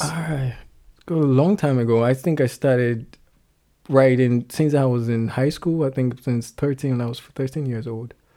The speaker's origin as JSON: {"language": "English", "region": "Lagos", "country": "Nigeria", "tie": "born or raised there", "also_born_or_lived": "Ondo State, Nigeria", "first_language": "Yoruba", "second_language": "English", "moved": "as an adult", "lives_now": "Germany", "said": "I am from Nigeria. I grew up in Lagos. But I'm originally from Ondo State in Nigeria"}